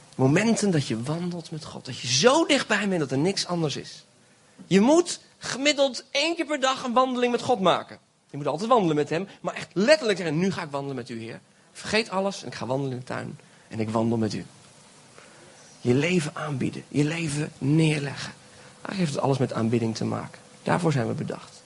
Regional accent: Belgium; now in Friesland, Netherlands; Ik ben geboren in België, maar ik heb Nederlandse ouders

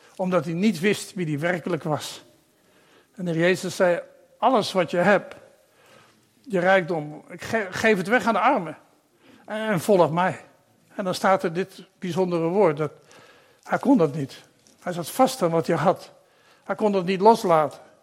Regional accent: Netherlands; also born or lived in Papua New Guinea / Uzbekistan / Curaçao; ik ben een Nederlander

